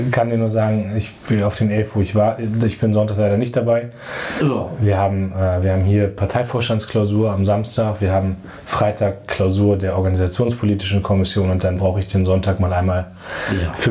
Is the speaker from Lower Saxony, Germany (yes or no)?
yes; Munster, Lower Saxony, Germany; Dann gab es bei uns in der Nähe von meinem Heimatort Munster in der Lüneburger Heide so ein Nazi-Zentrum